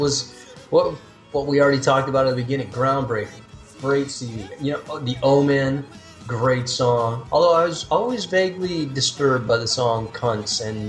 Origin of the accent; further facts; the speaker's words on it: Davis, California, United States; born or raised there